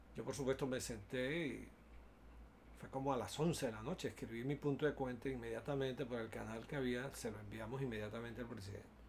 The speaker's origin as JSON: {"language": "Spanish", "country": "Venezuela", "said": "Tenía yo 11, 11 o 12 años de edad cuando se produjo un hecho político en mi país"}